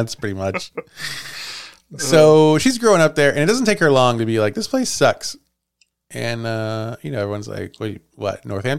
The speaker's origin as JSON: {"language": "English", "region": "Idaho", "country": "United States", "said": "I'm from Idaho. Oh, you haven't heard of that one yet."}